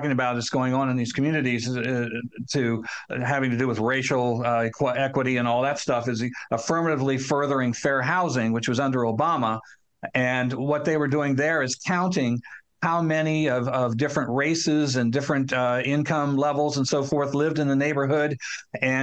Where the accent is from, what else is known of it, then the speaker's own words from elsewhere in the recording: Newark, Ohio, United States; My hometown of Newark, Ohio, has a courthouse and a square in the center of town